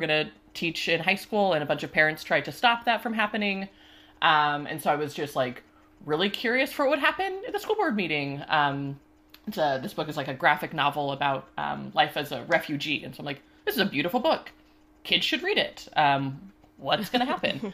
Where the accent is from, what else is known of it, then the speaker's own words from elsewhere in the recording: Washington, United States; moved away as an adult; also born or lived in Ohio / Pennsylvania; now in Pittsburgh, United States; I grew up, uh, in, like, a pretty liberal area out in Washington State